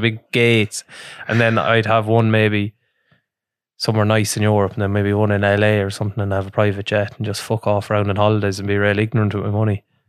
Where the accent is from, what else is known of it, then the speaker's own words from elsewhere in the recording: Ireland; we're Irish